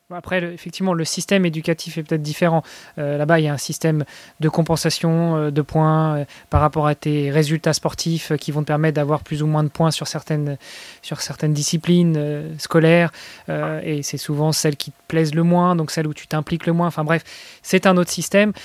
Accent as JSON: {"language": "French", "country": "France", "said": "je suis français"}